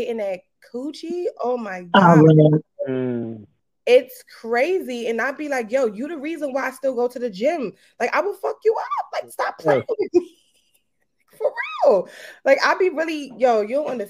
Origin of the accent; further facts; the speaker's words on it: New York City, New York, United States; I'm from Brooklyn. Definitely from Brooklyn, Kingsboro.